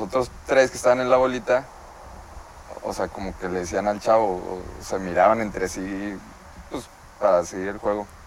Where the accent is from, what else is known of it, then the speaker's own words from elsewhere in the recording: Torreón, Coahuila, Mexico; also born or lived in Lerdo, Durango; now in Mexico City, Mexico; nací en Torreón.